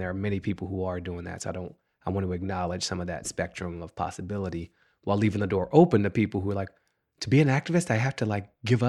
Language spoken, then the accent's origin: English; Washington, District of Columbia, United States; also born or lived in Maryland; In Washington, D.C. I grew up in Washington, D.C. I'm a native Washingtonian, and I lived there basically till I was 18. We moved from D.C. to Maryland when I was 12, but I still was going to school in D.C.